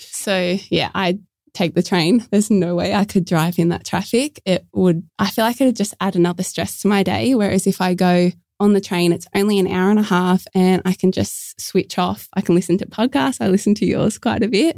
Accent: Port Kembla, New South Wales, Australia; I'm from Port Kembla, which is just a little bit south of Wollongong

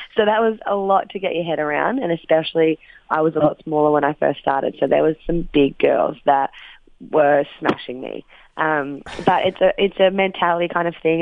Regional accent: Wagga Wagga, New South Wales, Australia; moved away; my hometown Wagga

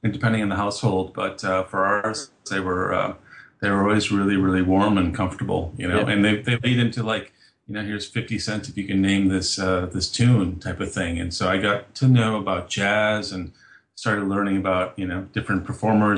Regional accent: Chicago, Illinois, United States; moved away as an adult; also born or lived in New York City; now in Australia; I am born and raised in Chicago, Illinois, in the U.S.

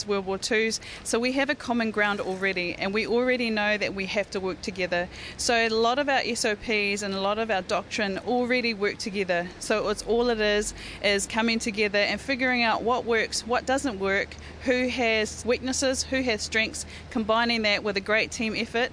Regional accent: New Zealand; as New Zealanders

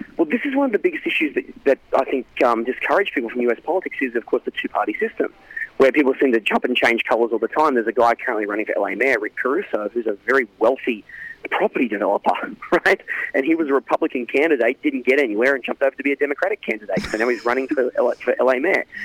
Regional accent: Australia; now in Los Angeles, United States; in Australia we do feel like we have a local voice

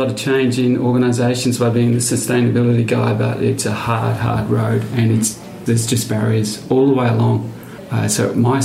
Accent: country Victoria, Australia; I'm from Victoria, so country Victoria

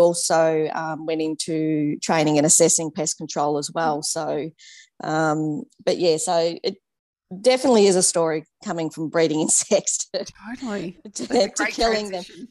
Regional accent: Geelong, Victoria, Australia; moved away as an adult; We're originally from Geelong

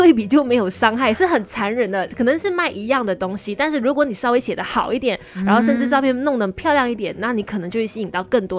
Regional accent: Kulai, Johor, Malaysia; born there; 出生在古来的一个小姑娘，后来去念了广电系。

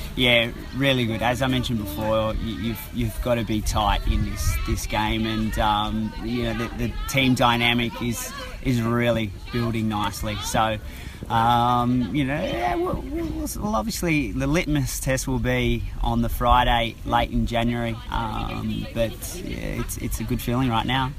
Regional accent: Sydney, New South Wales, Australia; I'm from Sydney

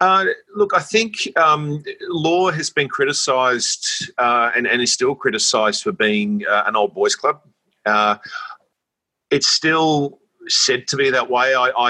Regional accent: Sydney, New South Wales, Australia; I grew up in Sydney and always had a strong sense of social justice, I guess, and personal wanting to look out for people.

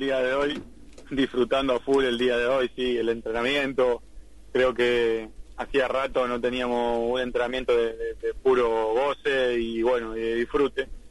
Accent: San Miguel, Buenos Aires Province, Argentina; soy de San Miguel, de muy lejos de La Ferrera, tengo una hora y media de viaje

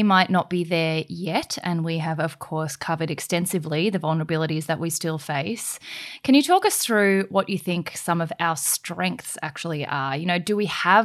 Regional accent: Australia; as an Aussie citizen

